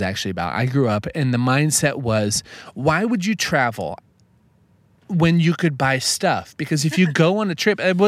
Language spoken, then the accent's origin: English; Midwest, United States; growing up in the Midwest.